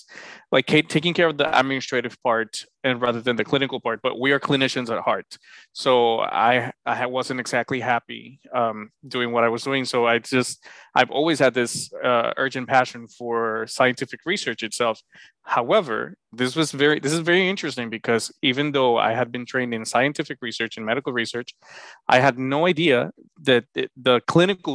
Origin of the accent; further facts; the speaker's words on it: Honduras; moved away as an adult; now in United States; I'm originally from Honduras, beautiful country in Central America, in the heart of the continent. I was born, raised, and trained overseas in Honduras